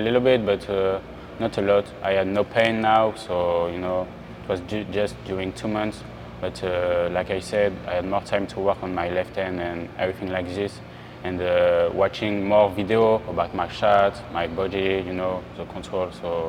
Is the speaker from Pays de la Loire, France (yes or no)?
yes; Le Mans, Pays de la Loire, France; English is a second language; also born or lived in Strasbourg / Pau / Chalon-sur-Saône; Yeah, I'm born in Strasbourg, and 1 month after, I went to Pau for 4 years. Mm-hmm. After, I went 2 years in Chalon-sur-Saône, and after I grew up in Le Mans.